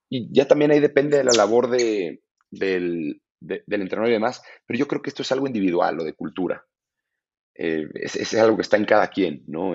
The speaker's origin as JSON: {"language": "Spanish", "country": "Mexico", "moved": "yes"}